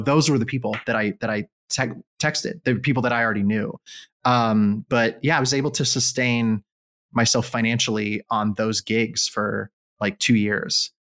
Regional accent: Israel; moved away as an adult; also born or lived in United States; I grew up in Israel

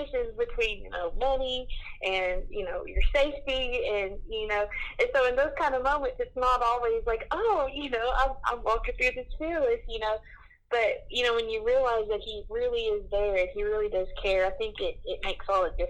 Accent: the South, United States; I grew up in the South

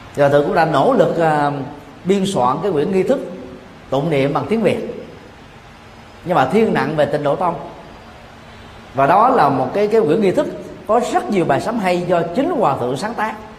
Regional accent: Vietnam

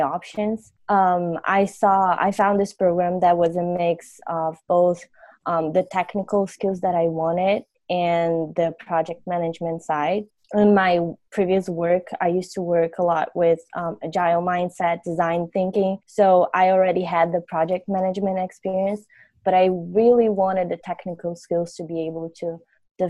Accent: Brazil; English is a second language; moved away as an adult; now in United States; I'm from Brazil. I graduated in my undergrad in industrial engineering back in my country.

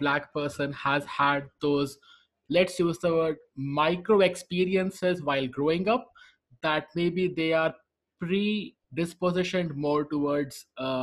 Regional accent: India; I'm from India, technically I call myself an Asian if I'm there

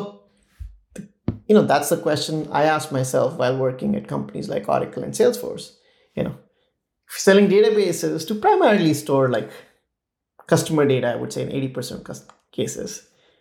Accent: India; growing up in India

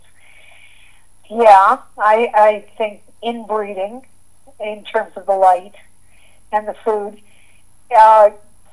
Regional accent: near the Great Lakes, Midwest, United States; also born or lived in Santa Barbara, California; now in Santa Fe, United States; I grew up in the Midwest. I grew up near the Great Lakes, and we had defined seasons

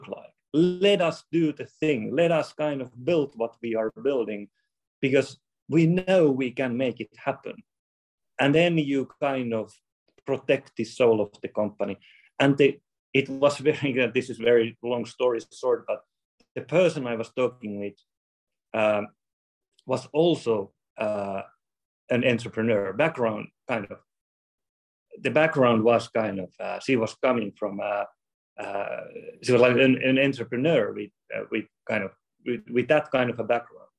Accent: Finland; we are from Finland

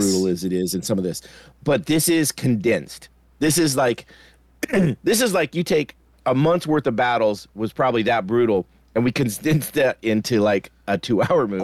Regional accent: United States; I'm American

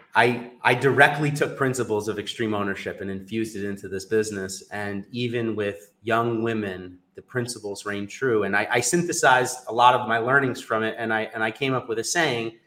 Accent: New York, United States; I'm from New York

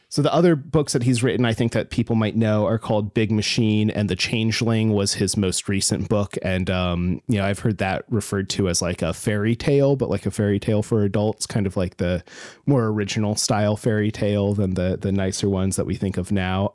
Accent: Alaska, United States; I grew up in Alaska

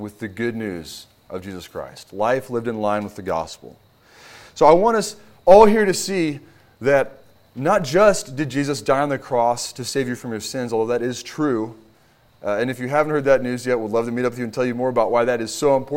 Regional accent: Kentucky, United States; also born or lived in Houston, Texas; now in Virginia, United States; I'm originally from Kentucky.

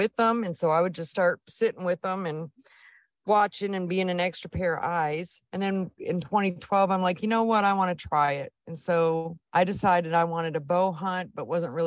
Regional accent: Mancelona, Michigan, United States; moved away as an adult; also born or lived in Germany; now in Texas, United States; I'm from Northern Michigan, a little town called Mancelona. I was born and raised there.

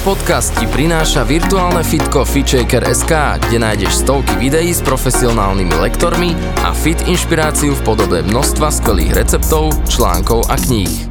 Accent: Slovakia; Ja pochádzam z Hronia, čo je naozaj e, miesto a priestor, kde to všetko krásne rastie

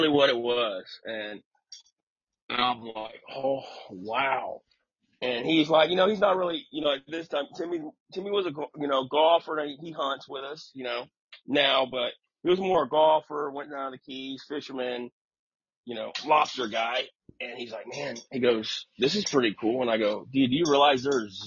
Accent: Tampa, Florida, United States; I'm from Florida

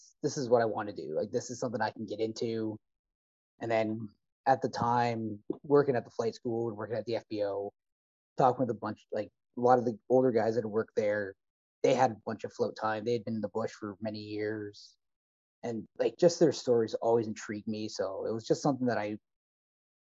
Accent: Essex County, Southern Ontario, Canada; moved away as an adult; also born or lived in Windsor / Red Lake; growing up in Southern Ontario, growing up in Essex County, I grew up in the county itself

